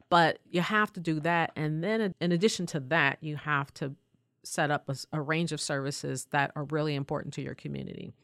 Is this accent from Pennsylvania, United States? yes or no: yes; Pennsylvania, United States; I grew up in a mill town, you know, about two miles south of Pittsburgh